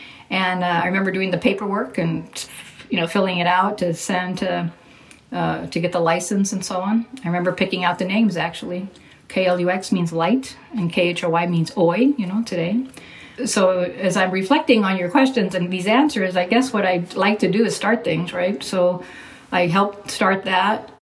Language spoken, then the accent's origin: English; Corpus Christi, Texas, United States; now in San Antonio, United States; I'm podcasting from Corpus Christi, Texas, my hometown.